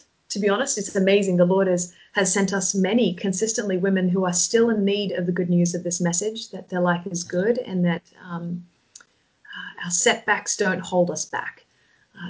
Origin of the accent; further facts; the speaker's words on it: Sydney, New South Wales, Australia; moved away as an adult; also born or lived in New York, United States; now in Toronto, Canada; I grew up on the east coast of Australia on a beach there. A lot of people might know it. It's called Manly Beach.